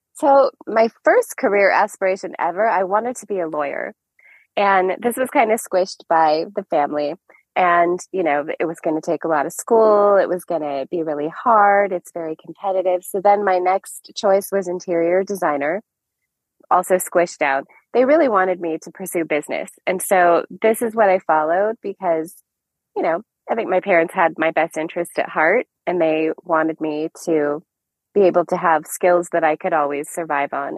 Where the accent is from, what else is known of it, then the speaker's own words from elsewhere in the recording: Orange, California, United States; also born or lived in Anaheim Hills, California; I am a California native. I'm actually an Orange County native. I grew up in Orange and then Anaheim Hills